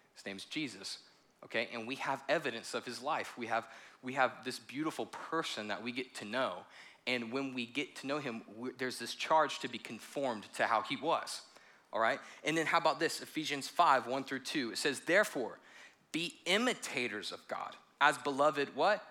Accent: United States; also born or lived in South Carolina; I am American

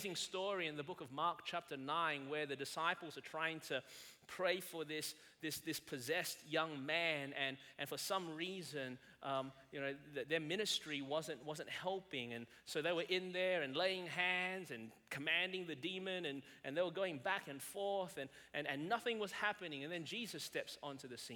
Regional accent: Melbourne, Victoria, Australia; moved away as an adult; now in South Carolina, United States; I was born and raised in Melbourne, Australia.

